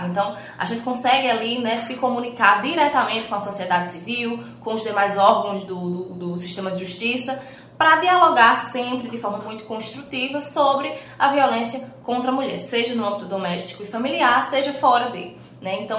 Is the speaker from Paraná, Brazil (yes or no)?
no; Paraíba, Brazil; tenho 25 anos, sou morena, cabelos pretos, estou com uma blusa verde, né? Tenho 1,65 de altura e sou paraibana, como você bem descreveu